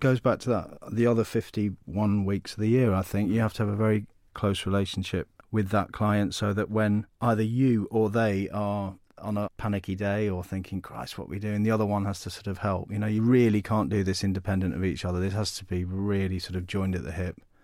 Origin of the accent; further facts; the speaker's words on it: United Kingdom; Being British